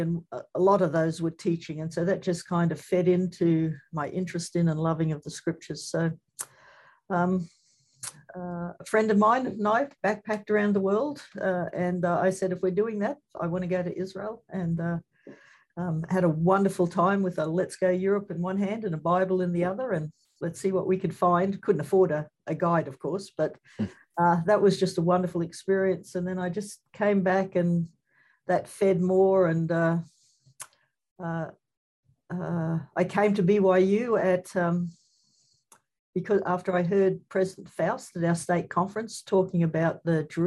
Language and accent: English; Redcliffe, Queensland, Australia; moved away; I grew up in a place called Redcliffe